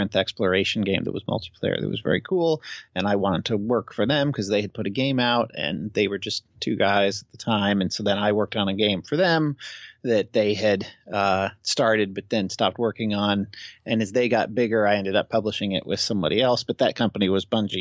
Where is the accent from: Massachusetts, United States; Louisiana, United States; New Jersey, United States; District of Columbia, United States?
Massachusetts, United States; moved away; also born or lived in Chicago / Seattle; I'm originally from East Coast, Massachusetts